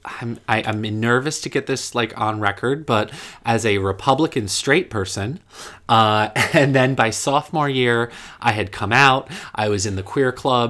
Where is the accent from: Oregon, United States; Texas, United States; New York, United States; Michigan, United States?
New York, United States; Poughkeepsie; moved away as an adult; also born or lived in Columbus, Ohio; now in New York City, United States; I am originally from Poughkeepsie, New York